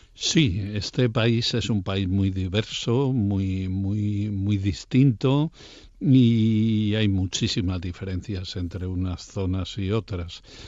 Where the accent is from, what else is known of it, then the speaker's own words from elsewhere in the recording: Castile and León, Spain; la primera catedral que yo vi de la mano de mi padre siendo un niño fue la de mi provincia natal, la de León